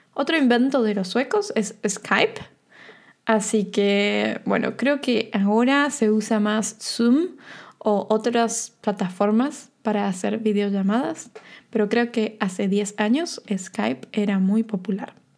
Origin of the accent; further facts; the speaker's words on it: Argentina; yo soy de Argentina